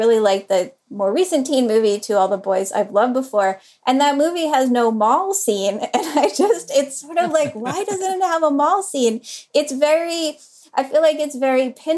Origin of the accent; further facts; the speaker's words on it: Durham, North Carolina, United States; Durham, North Carolina, which is where I grew up